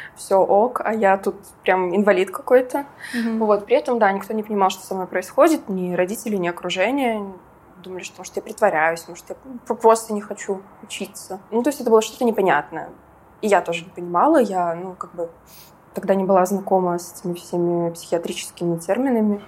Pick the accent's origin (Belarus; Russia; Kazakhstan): Belarus; Minsk; also born or lived in Georgia; я вообще из Минска